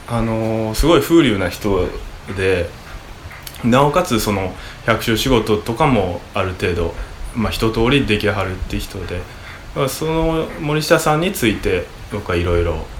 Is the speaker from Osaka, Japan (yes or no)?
yes; Osaka, Japan; moved away as an adult; now in Uda, Japan; 僕大阪出身